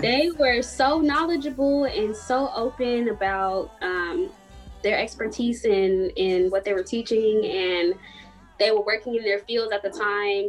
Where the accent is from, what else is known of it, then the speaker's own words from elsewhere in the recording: Chicago, Illinois, United States; I also was trying to get out of Chicago at that point